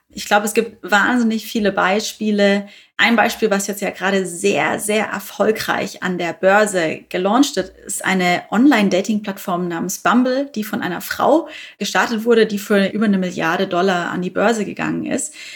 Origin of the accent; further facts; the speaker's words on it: Bavaria, Germany; now in Berlin, Germany; ich bin ja Bayerin eigentlich. Insofern äh, zieht es mich dann doch öfters mal in meine alte Heimat